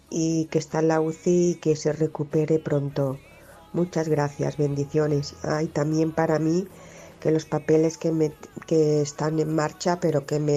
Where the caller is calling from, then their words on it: Barcelona, Catalonia, Spain; de Barcelona.